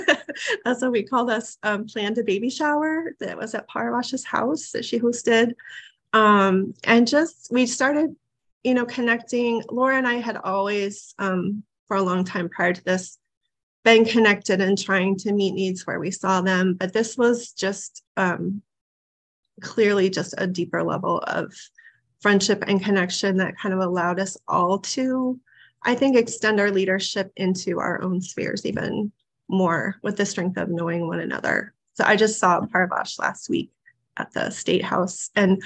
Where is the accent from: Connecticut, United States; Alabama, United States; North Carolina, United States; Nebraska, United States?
Nebraska, United States; now in Maine, United States; I'm from Nebraska. I didn't say that. I moved to Maine in 1996.